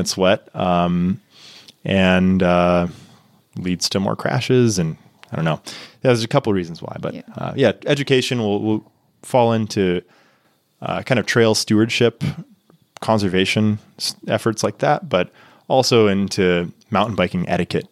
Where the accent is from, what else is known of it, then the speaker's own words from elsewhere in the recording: Texas, United States; moved away as an adult; now in Niseko, Japan; growing up in Texas